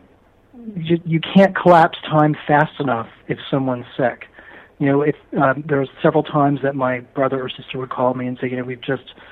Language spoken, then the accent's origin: English; Philadelphia, Pennsylvania, United States; born or raised there; now in Los Angeles, United States